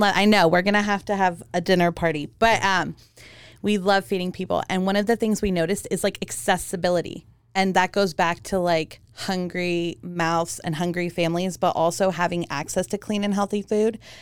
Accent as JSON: {"language": "English", "country": "Germany", "tie": "born or raised there", "also_born_or_lived": "Romania / Hawaii", "moved": "yes", "said": "I was born in Germany and I'm Romanian."}